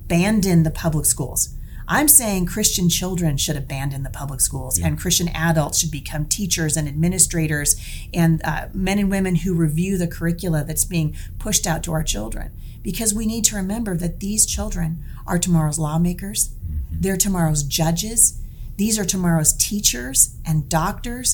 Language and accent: English; Portland, Oregon, United States; I'm from Oregon. I was born and raised in Portland